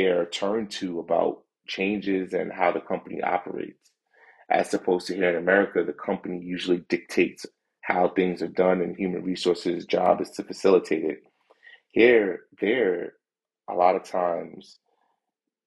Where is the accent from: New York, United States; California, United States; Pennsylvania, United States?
New York, United States; also born or lived in London; I'm a New Yorker, loud.